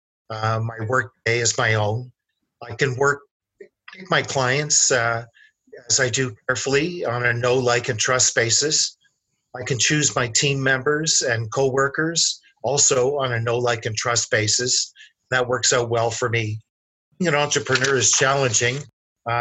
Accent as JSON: {"language": "English", "region": "Southern Ontario", "country": "Canada", "tie": "born or raised there", "moved": "yes", "lives_now": "Calgary, Canada", "said": "I grew up in Southern Ontario and moved to Alberta in the early 1970s"}